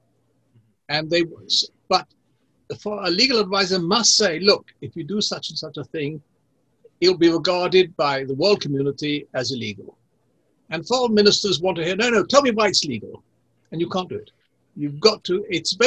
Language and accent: English; Israel; accent: English accent; Hebrew accent; also born or lived in England; I grew up in Israel